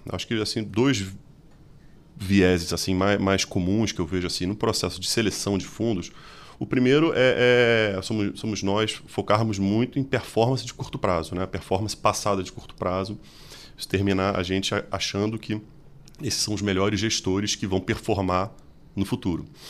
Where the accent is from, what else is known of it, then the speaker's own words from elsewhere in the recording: Rio de Janeiro, Brazil; accent: carioca; moved away as an adult; now in São Paulo, Brazil; talvez pelo sotaque, vocês percebem, sou carioca.